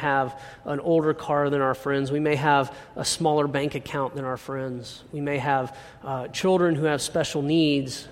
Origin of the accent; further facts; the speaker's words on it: United States; growing up in America